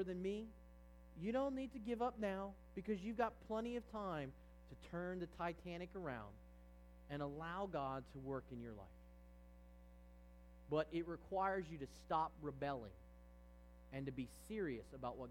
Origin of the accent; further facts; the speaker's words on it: Virginia, United States; I grew up in Virginia